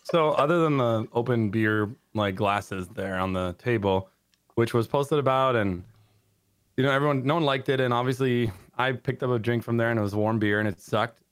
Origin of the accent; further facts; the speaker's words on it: San Diego, California, United States; I like San Diego. 'Cause I was born there.